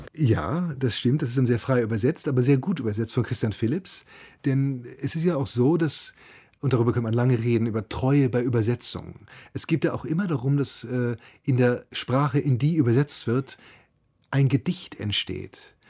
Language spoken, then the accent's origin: German; Hamburg, Germany; ich bin ja bei Hamburg aufgewachsen